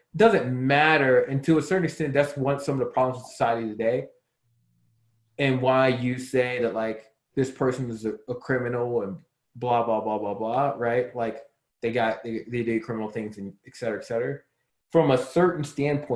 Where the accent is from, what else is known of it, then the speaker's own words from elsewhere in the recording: Baltimore, Maryland, United States; now in Arizona, United States; not Chicago, Baltimore